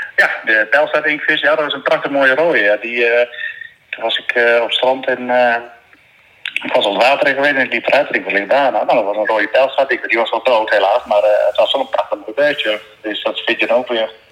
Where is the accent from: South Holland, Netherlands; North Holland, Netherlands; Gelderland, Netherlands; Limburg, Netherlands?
Gelderland, Netherlands; Oosterbeek; moved away as an adult; now in Texel, Netherlands; Ik kom uit de buurt van Arnhem. Oosterbeek is dat.